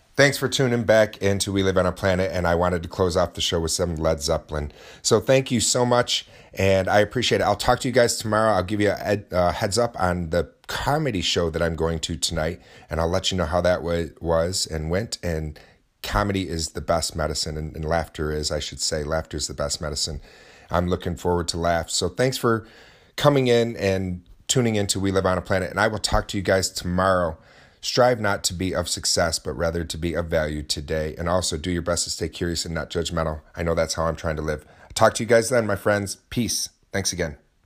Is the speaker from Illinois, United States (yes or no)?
no; Oswego, New York, United States; at our local Renaissance festival in my hometown of Oswego